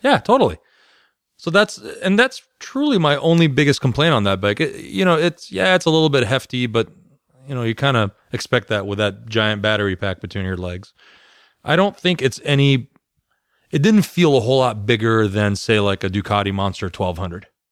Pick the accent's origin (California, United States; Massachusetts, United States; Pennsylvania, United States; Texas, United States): California, United States; moved away; I'm from California.